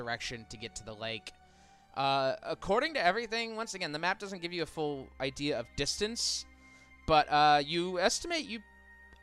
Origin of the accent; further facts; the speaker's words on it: Midwest, United States; we're from the Midwest